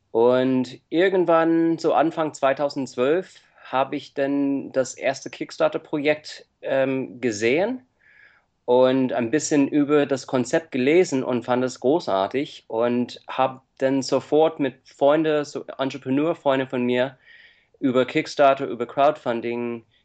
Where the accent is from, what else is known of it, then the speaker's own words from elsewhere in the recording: United States; now in Germany; Äh, ich komme ursprünglich aus Amerika und ich lebe seit 14 Jahren in Deutschland